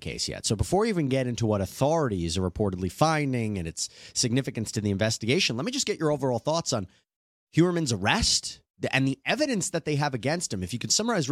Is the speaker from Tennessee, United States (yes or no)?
no; Long Island, New York, United States; I'm actually from Long Island